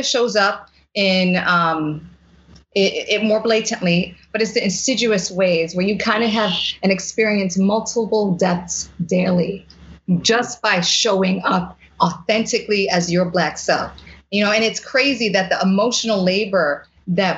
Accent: New York City, New York, United States; growing up in the Bronx

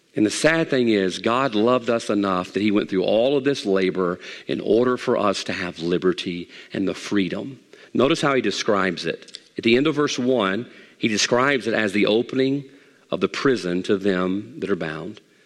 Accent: Mississippi, United States; also born or lived in Monroe; Growing up in Mississippi

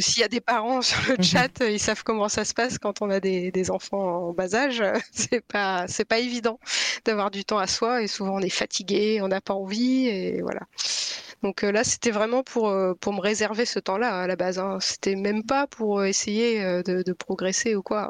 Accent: Lille, Hauts-de-France, France; moved away as an adult; also born or lived in Brittany / Pas-de-Calais / Toulouse / Paris region; now in Brest, France; j'ai grandi dans le nord de la France. Enfin, je suis née en Bretagne. J'ai grandi dans le nord de la France, près de Lille. Enfin, un peu à Lille et un peu autour.

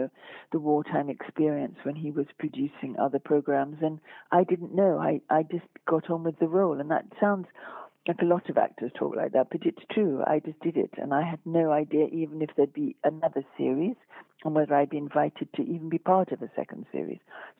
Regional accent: France; accent: French; And my French education was nothing to do with my being French.

